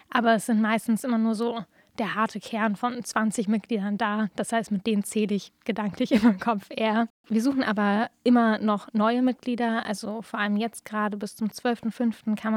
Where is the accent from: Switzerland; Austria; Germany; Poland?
Germany; Berlin; now in Jena, Germany; Also ich komme eigentlich ursprünglich aus Berlin und dann konnte ich mich nicht so richtig entscheiden, wo ich hin möchte.